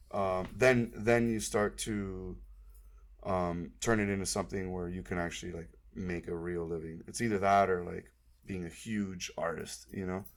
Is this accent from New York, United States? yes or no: no; Miami, Florida, United States; moved away; also born or lived in Tallahassee, Florida; I am from Miami, Florida. I grew up in Kendall, which is a suburb out west